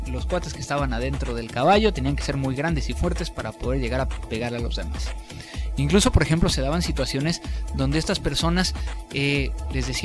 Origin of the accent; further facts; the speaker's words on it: Mexico; mexicanos nosotros hablamos del guerrero que es inteligente